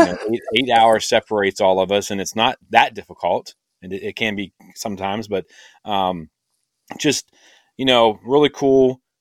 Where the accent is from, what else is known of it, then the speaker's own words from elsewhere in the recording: Kansas, United States; I'm from the United States in the heartland of Kansas, as Jack would say. I am not in my 30s.